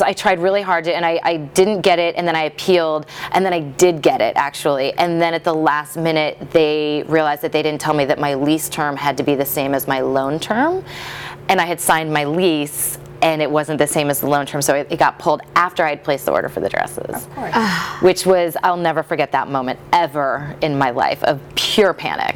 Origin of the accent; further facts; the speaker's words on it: Midwest, United States; moved away; I grew up in the Midwest